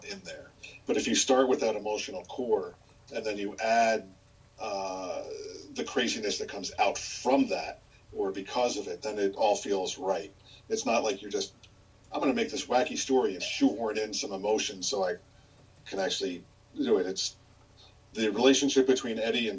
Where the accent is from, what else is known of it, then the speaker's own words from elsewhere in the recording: New Jersey, United States; I grew up in New Jersey.